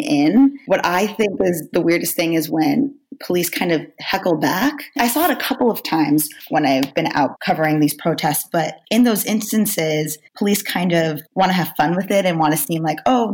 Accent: Florida, United States; now in Brooklyn, United States; I'm from Florida

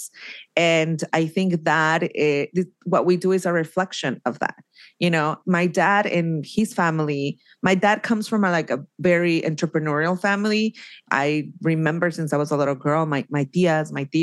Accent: Oaxaca, Mexico; moved away; I always say Oaxaca. I never say like, oh, I'm from Mexico. You know, I'm like, I'm from Oaxaca.

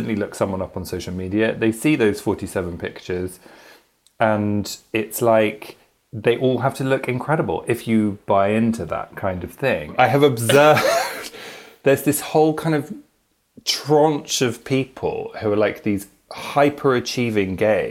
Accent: London, United Kingdom; I'm just outside, but I'm from London

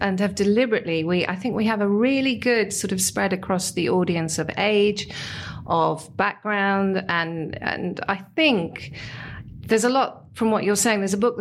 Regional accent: United Kingdom; we're British

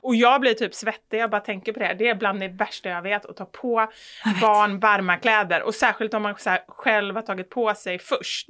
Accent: Gothenburg, Västra Götaland, Sweden; jag tror snarare att jag är från Kortedala och, och uppvuxen liksom med mamma i förorten.

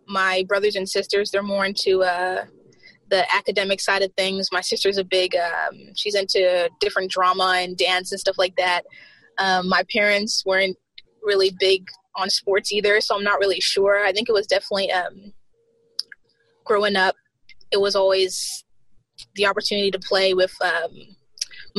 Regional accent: Bermuda; moved away as an adult; also born or lived in South Carolina, United States; now in Tallahassee, United States; Well, I was born in South Carolina in the U.S., but I moved to Bermuda when I was like super, super young. And I was raised in Bermuda ever since I was like a teenager.

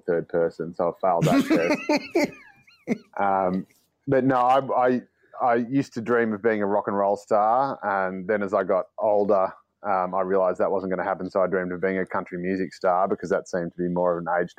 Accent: Dandenong, Victoria, Australia; born or raised there

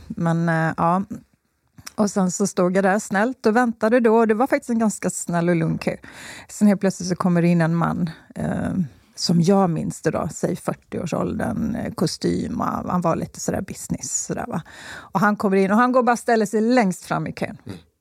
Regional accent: Slite, Gotland, Sweden; accent: Gotlandic; moved away; also born or lived in Skåne; Jag är uppvuxen på Gotland

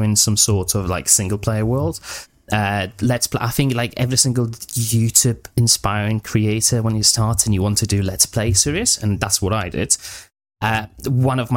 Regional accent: Poland; now in England, United Kingdom; I'm originally from Poland, but I moved to England, to UK, around 10 years ago

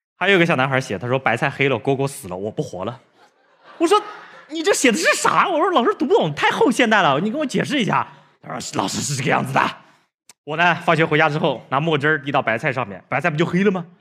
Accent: a village in northern Jiangsu, China; also born or lived in Suzhou; 我从小生活在农村，这就是我生活的小村子，啊，这是我们家门口一个苏北特别普通的小村子

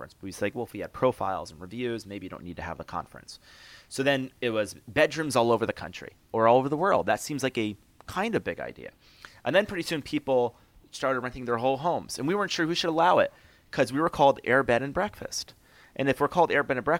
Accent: Albany, New York, United States; I grew up in Albany, New York

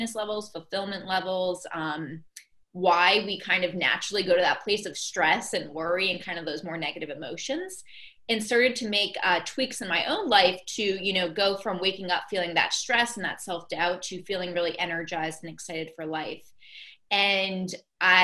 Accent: Boston, Massachusetts, United States; I'm from Boston, so I was here in Boston

